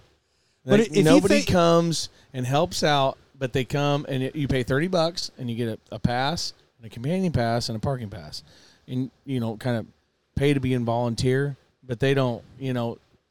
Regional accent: Sidney, Iowa, United States; born or raised there

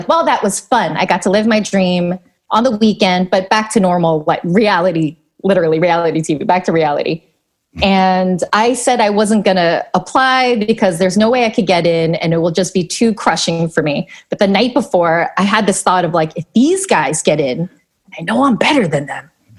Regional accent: New York, United States; English is a second language; also born or lived in Long Island; I grew up in New York, in Queens, and then in Long Island

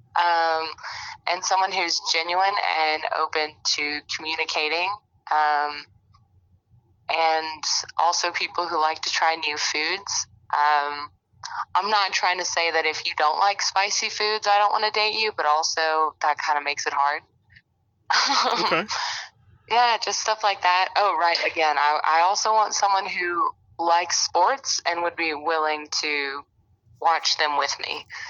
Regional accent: Alabama, United States; I'm from Alabama, and I'm 25.

